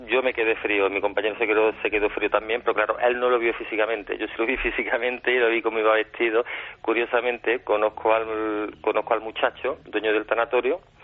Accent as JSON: {"language": "Spanish", "town": "Córdoba", "region": "Andalusia", "country": "Spain"}